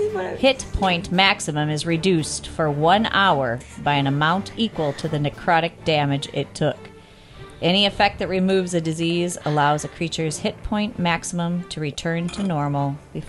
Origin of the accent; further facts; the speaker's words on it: Minnesota, United States; accent: Minnesota; My Minnesota accent is coming out hard.